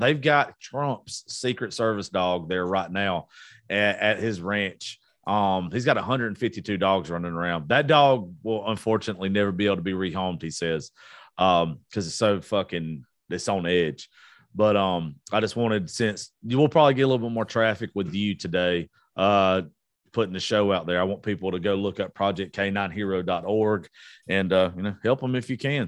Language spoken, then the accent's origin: English; the South, United States; We're from the South